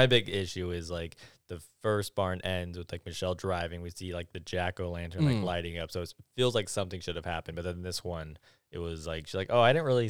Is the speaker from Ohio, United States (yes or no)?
no; Barstow, California, United States; I'm from Barstow.